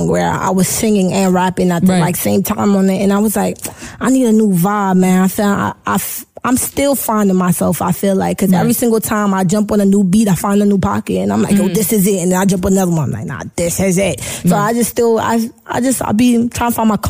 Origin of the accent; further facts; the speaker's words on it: New York City, New York, United States; also born or lived in Jamaica (roots); We ain't just Brooklyn. We got that little Caribbean flavor.